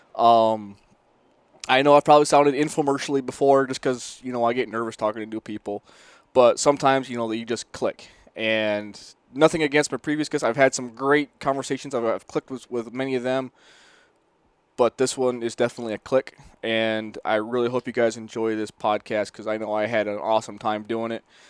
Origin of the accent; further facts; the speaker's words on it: Northern New York, United States; I'm from Northern New York